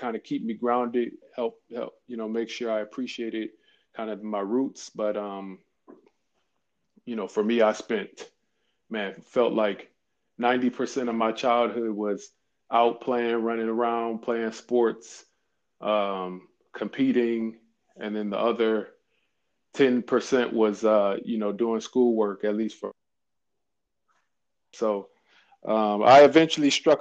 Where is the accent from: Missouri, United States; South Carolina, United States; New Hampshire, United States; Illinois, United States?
Missouri, United States; St. Louis; also born or lived in Chicago; I was born and raised in St. Louis